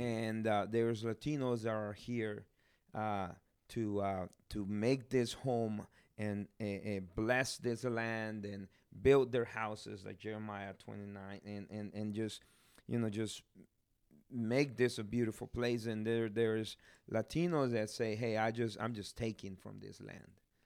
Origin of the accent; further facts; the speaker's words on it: Guatemala; moved away; I'm from Guatemala. I'm blessed to, to be there, uh, be born there.